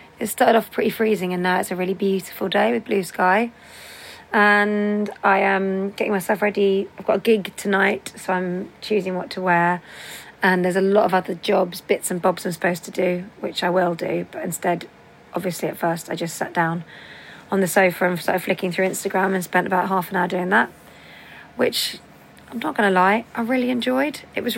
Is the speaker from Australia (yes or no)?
yes; Sydney, New South Wales, Australia; So like, good day … I'm from Sydney, Australia.